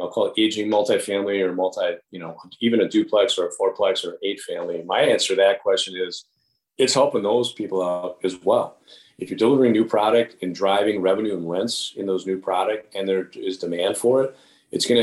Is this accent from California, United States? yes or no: no; West Allis, Wisconsin, United States; born and raised in West Dallas and attending Wisconsin State Fair.